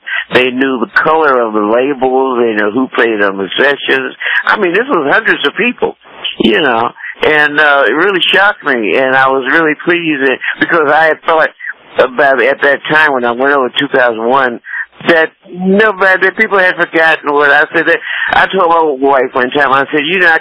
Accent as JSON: {"language": "English", "area": "Wells", "region": "West Virginia", "country": "United States", "tie": "born or raised there", "said": "I was born in West Virginia, at Wells, West Virginia, a little poor-ass coal mine. My daddy worked in a coal mine"}